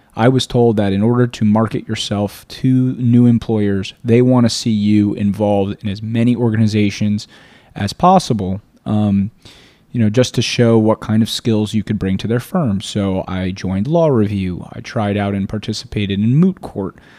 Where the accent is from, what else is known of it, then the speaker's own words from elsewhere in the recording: South Florida, United States; also born or lived in Boca Raton / Weston / Fort Lauderdale / Tallahassee; I was born and raised in South Florida